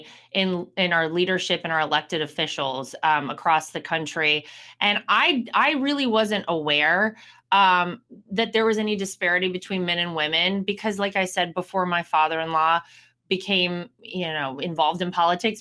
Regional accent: North Carolina, United States; my home state of North Carolina

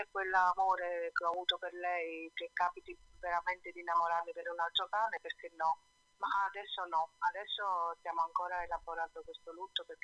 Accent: Naples, Campania, Italy; moved away as an adult; now in Bra, Italy; Io vivo a Bra, in Piemonte, però sono napoletana.

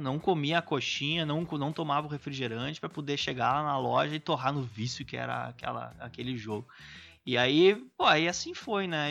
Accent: Pelotas, Rio Grande do Sul, Brazil; eu sou do interior do Rio Grande do Sul, sou de Pelotas

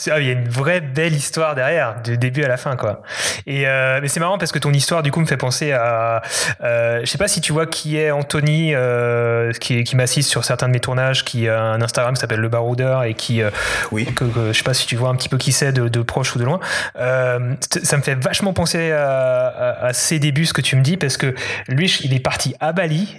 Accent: Alsace, Grand Est, France; moved away as an adult; also born or lived in Paris; Je suis originaire d'Alsace, mais je suis allé à Paris finir mes études

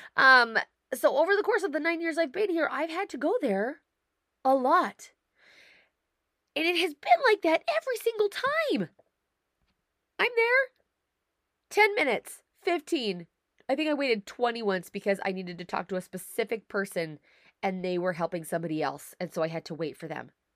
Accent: United States; moved away as an adult; now in Canada; I'm an American. I live in Canada. I married a Canadian.

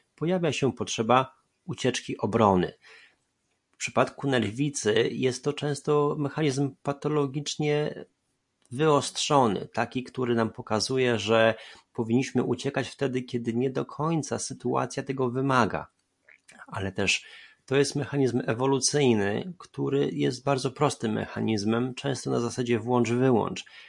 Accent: Poland; born or raised there

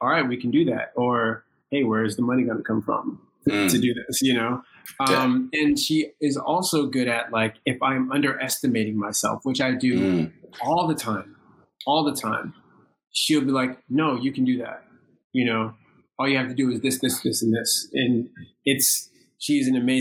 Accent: Virginia, United States; moved away as an adult; now in New York, United States; I grew up in Virginia and my decision to move to New York

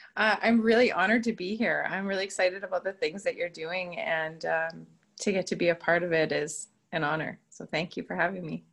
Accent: Moose Jaw, Saskatchewan, Canada; also born or lived in Prince Albert, Saskatchewan; So, so I grew up in Moose Jaw. I went to a private Christian school there from grade five to grade 12

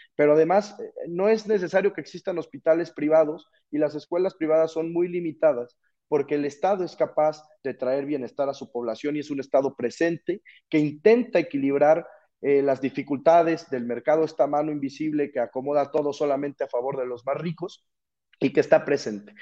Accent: Mexico; nuestro país

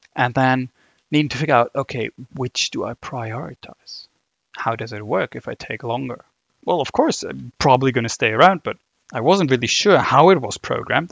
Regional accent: Germany; accent: German; English is a second language; my, my German accent coming through

